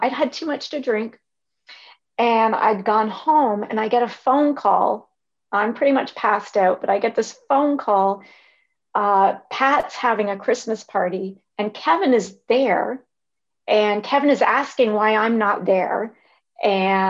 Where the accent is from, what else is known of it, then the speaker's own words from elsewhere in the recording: Canada; I'm from Canada